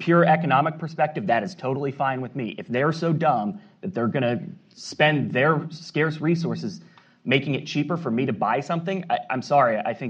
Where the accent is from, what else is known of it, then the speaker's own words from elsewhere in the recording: South Carolina, United States; I'm from South Carolina